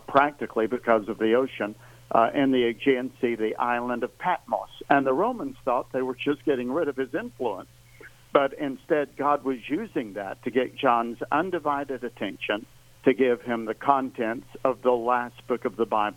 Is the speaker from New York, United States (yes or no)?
no; Tennessee, United States; also born or lived in Nashville, Tennessee; I'm a native Tennessean. I was born up in the Appalachians near the North Carolina border, and I have been living here for the most part in Nashville for the last 43 years